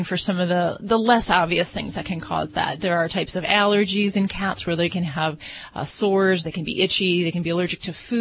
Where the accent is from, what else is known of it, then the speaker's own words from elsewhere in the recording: Hammond, Indiana, United States; moved away as an adult; now in Las Vegas, United States; I come from Hammond, Indiana, in the northwest part of the state.